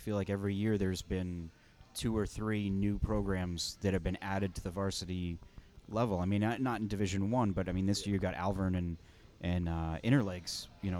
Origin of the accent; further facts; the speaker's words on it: Nashua, New Hampshire, United States; growing up in Nashua